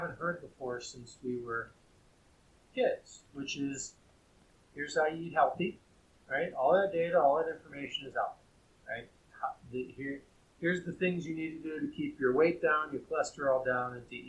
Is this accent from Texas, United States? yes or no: no; near Buffalo, New York, United States; now in Truckee, United States; I grew up near Buffalo